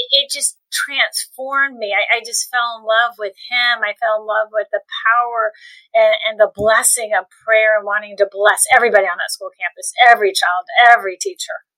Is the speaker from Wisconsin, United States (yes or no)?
no; Cocoa Beach, Florida, United States; I grew up in Cocoa Beach, Florida